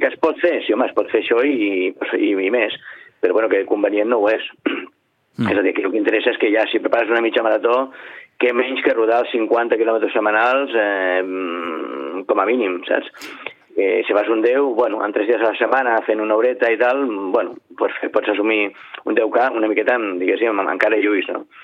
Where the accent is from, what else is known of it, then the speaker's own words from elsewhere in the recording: Sitges, Catalonia, Spain; al meu poble